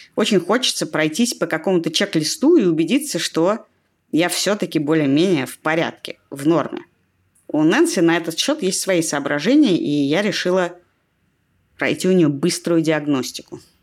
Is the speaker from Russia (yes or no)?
yes; Russia; я родилась и выросла в России